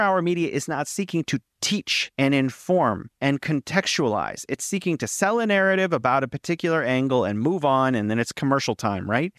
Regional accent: United States; now in China; I'm an American living in China

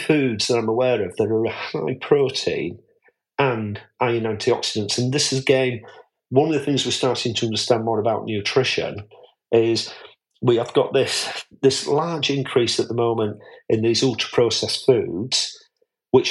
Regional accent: Yorkshire and the Humber, United Kingdom; I'm a Yorkshireman

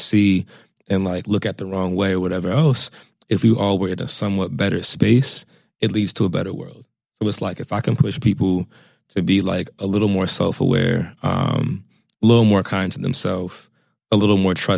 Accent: suburbs of Virginia, United States; I'm from the suburbs of Virginia

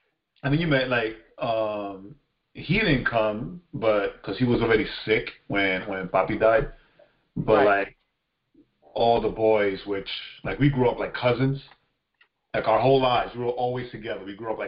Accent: New York City, New York, United States; Because again, like we're all from Far Rockaway, right?

